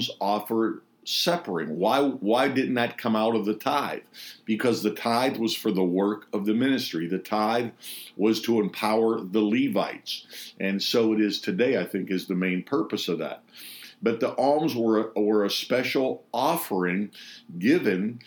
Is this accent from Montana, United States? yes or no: no; Pittsburgh, Pennsylvania, United States; Pittsburgh, my hometown